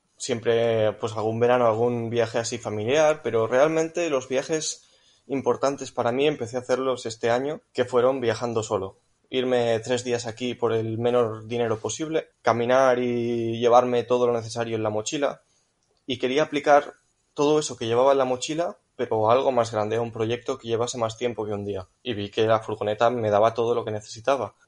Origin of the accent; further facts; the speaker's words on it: Catalonia, Spain; Pues yo soy de Cataluña.